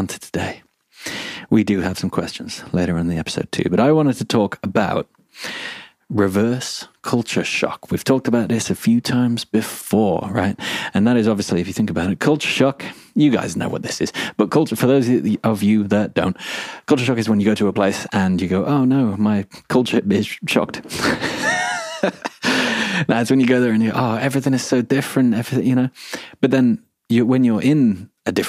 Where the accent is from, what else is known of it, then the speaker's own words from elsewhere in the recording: England, United Kingdom; I'm English